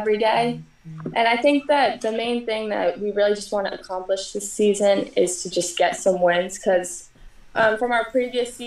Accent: Verona, United States; We're all from Verona, and so our community is just very small

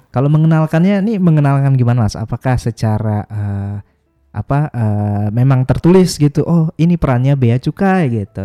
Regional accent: North Sulawesi, Indonesia; di Indonesia itu ada di Sulawesi Utara

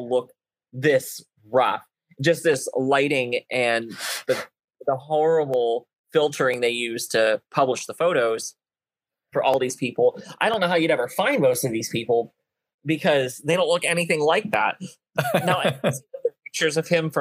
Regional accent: United States; my hometown of Allen County

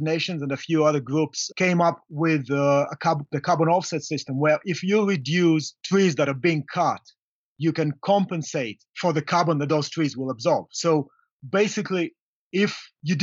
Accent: Kenya; I'm from Kenya.

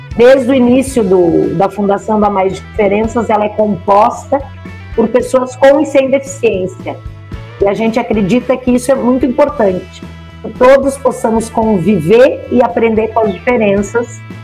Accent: Brochier, Rio Grande do Sul, Brazil; accent: southern (gaúcho); moved away as an adult; also born or lived in Pelotas / Montenegro / Porto Alegre; now in São Paulo, Brazil; E eu fui criada num lugar muito pequenininho chamado Brochier, que era um povoado eh, a 30 quilômetros de distância de uma cidade que se chama Montenegro. Então eu vivi lá até os meus 13 anos de idade.

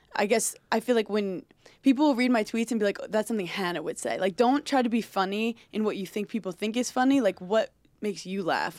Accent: New York City, New York, United States; I grew up in Brooklyn

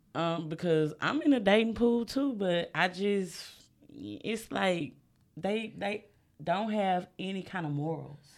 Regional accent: the South, United States; I'm from the South

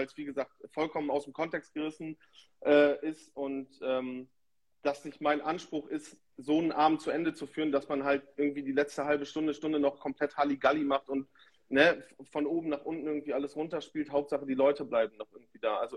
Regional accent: Lingen, Lower Saxony, Germany; ich komme aus Lingen bzw. Schüttorf, also Norddeutschland, Niedersachsen

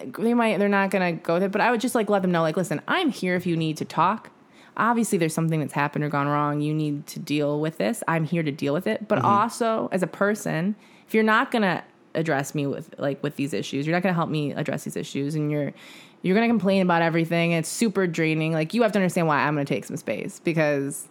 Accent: Midwest, United States; I'm from the Midwest.

